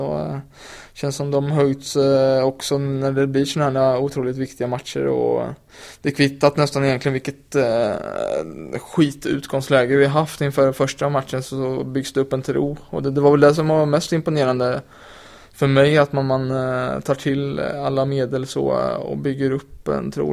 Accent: Linköping, Östergötland, Sweden; now in Malmö, Sweden; jag kommer från Linköping där man bara pratar hockey

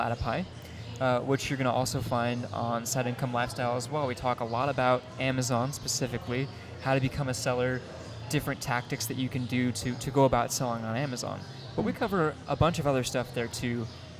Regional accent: Sacramento, California, United States; born there; I was born in Sacramento, California.

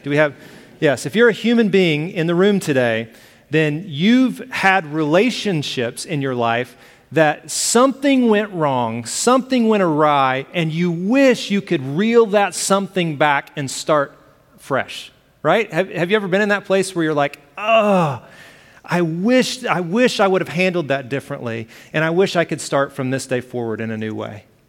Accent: Alabama, United States; I grew up in Alabama. I use the word y'all

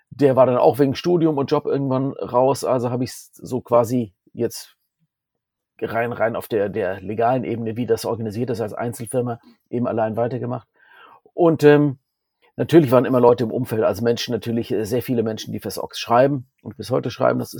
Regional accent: Southern Germany, Germany; moved away as an adult; now in Essen, Germany; Dort bin ich äh, Anfang der 90er nach Essen gezogen aus meinem süddeutschen Kaff, wo ich herkomme.

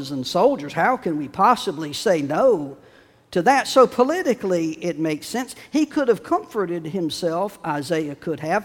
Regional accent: Chapel Hill, North Carolina, United States; now in Wilmington, United States; I was growing up in Chapel Hill

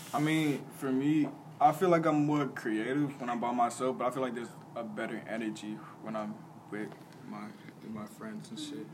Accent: Chicago, Illinois, United States; growing up in Chicago

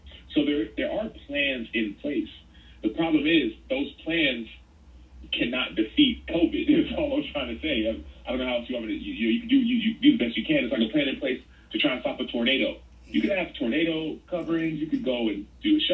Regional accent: Dallas, Texas, United States; born or raised there

